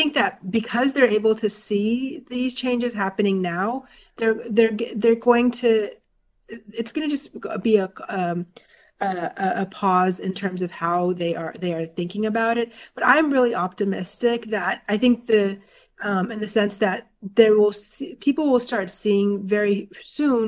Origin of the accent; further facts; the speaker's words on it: Florida, United States; I grew up in Florida